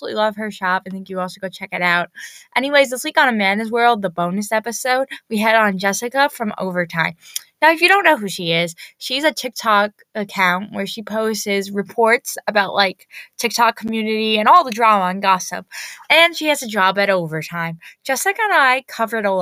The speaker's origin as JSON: {"language": "English", "region": "New York", "country": "United States", "said": "I'm from New York"}